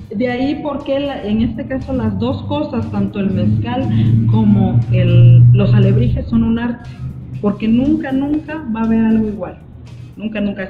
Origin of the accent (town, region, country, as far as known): Mexico